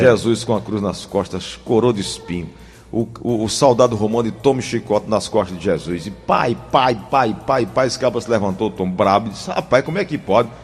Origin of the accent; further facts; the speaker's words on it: Cajazeiras, Paraíba, Brazil; lá em Cajazeiras, na minha terra.